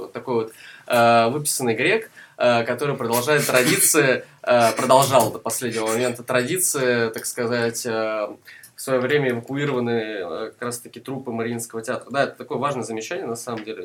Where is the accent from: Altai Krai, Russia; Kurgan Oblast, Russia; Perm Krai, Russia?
Perm Krai, Russia; Perm; moved away; also born or lived in Saratov; я родился не в Перми, но большую часть своей жизни я как бы связал именно с этим городом